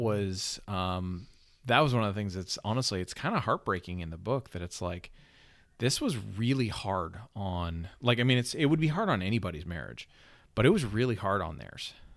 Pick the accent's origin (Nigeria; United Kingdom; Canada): Canada; I'm a Canadian